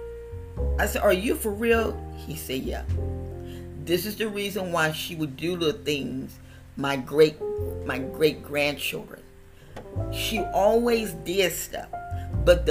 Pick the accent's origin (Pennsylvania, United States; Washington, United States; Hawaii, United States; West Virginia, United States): West Virginia, United States; I was born in West Virginia